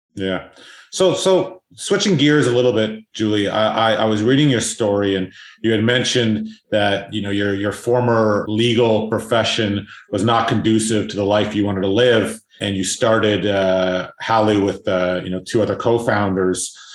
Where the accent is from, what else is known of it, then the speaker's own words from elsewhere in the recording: South Africa; I'm actually South African